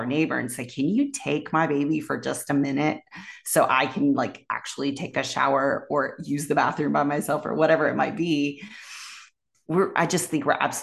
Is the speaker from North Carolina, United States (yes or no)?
yes; Raleigh, North Carolina, United States; I grew up in Raleigh, North Carolina, in the South